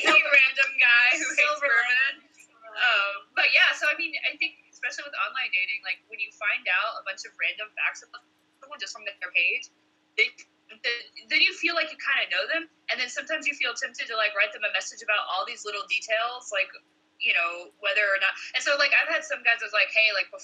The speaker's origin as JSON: {"language": "English", "region": "Kentucky", "country": "United States", "said": "I'm from Kentucky"}